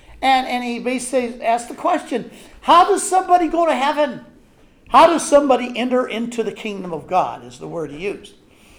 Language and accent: English; Missouri, United States; I don't believe in faith. I'm from Missouri. I got to see it.